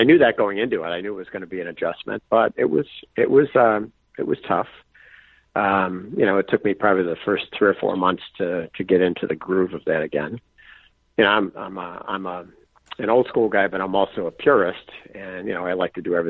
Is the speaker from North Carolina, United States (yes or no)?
no; Buffalo, New York, United States; now in Adirondacks, United States; I was born and raised in Buffalo, so I'm used to winters.